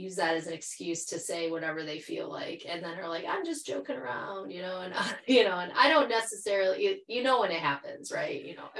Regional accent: Michigan, United States; moved away as an adult; also born or lived in Jackson, Michigan / Traverse City, Michigan / Ann Arbor, Michigan / Twentynine Palms, California; now in California, United States; at least where I'm from Michigan. So like a lot of my youth, I grew up in Jackson for half like my childhood. And then I went up to Traverse City, Michigan, and then Ann Arbor.

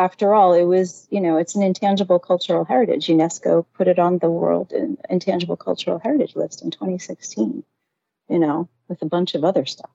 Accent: New York City, New York, United States; moved away as an adult; now in Jersey City, United States; I'm from Manhattan

